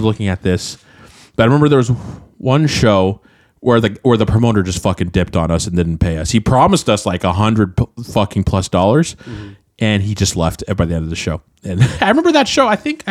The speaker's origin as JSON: {"language": "English", "town": "Anchorage", "region": "Alaska", "country": "United States", "moved": "yes", "lives_now": "Portland, United States", "said": "Because that's where we're from."}